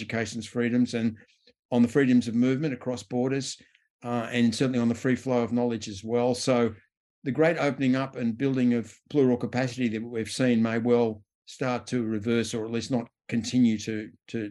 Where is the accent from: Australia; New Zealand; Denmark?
Australia; As an Australian